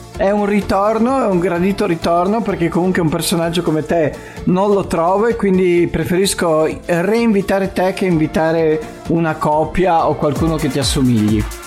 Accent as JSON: {"language": "Italian", "town": "Casarsa della Delizia", "region": "Friuli-Venezia Giulia", "country": "Italy", "said": "abbiamo la sagra del paese che è la sagra di Casarsa e faccio anche un po' di di pubblicità alle manifestazioni del mio paese"}